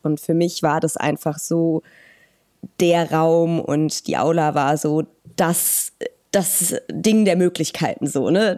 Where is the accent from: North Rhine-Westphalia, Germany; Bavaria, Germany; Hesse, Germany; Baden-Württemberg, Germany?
North Rhine-Westphalia, Germany; Hürth; moved away as an adult; also born or lived in Cologne; now in Weimar, Germany; Ich bin in Köln geboren und in der kleinen Stadt Hürth äh, groß geworden